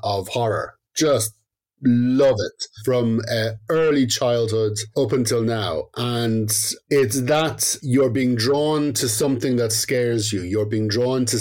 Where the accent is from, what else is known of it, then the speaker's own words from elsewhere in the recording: County Dublin, Leinster, Ireland; I was brought up in County Dublin, but on the outskirts